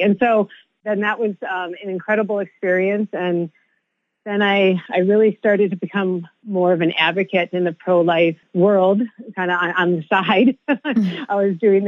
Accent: Wisconsin, United States; also born or lived in Boston; came back to my home state of Wisconsin

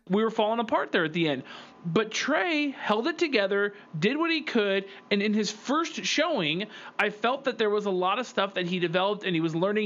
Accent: Northern California, United States; growing up in Northern California

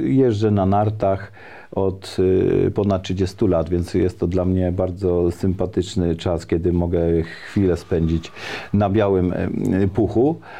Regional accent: Szydłów, Świętokrzyskie Voivodeship, Poland; ja y, jestem mieszkańcem powiatu staszowskiego, pochodzę z pięknej historycznej miejscowości Szydłów

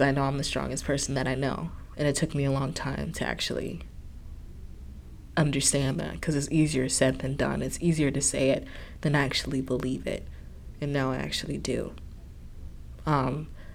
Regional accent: Chicago, Illinois, United States; now in Ohio, United States; I'm in Ohio now and I'm from Chicago

